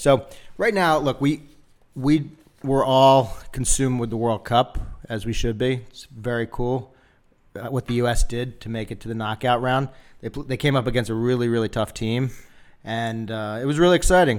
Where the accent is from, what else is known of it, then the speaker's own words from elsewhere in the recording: Philadelphia, Pennsylvania, United States; moved away; I grew up in Philadelphia